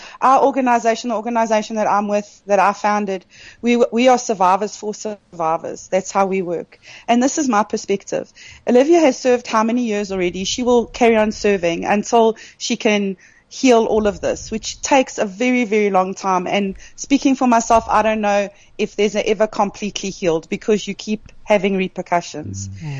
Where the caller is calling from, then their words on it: Kimberley, Northern Cape, South Africa; I'm in Kimberley.